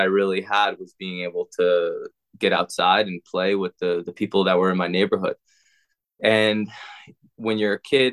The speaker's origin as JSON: {"language": "English", "area": "Long Island", "region": "New York", "country": "United States", "tie": "born or raised there", "moved": "yes", "lives_now": "St. Petersburg, United States", "said": "I grew up in Long Island, New York"}